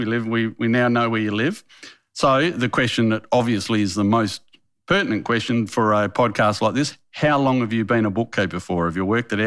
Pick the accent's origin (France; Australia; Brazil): Australia; Western Australia; I'm from Western Australia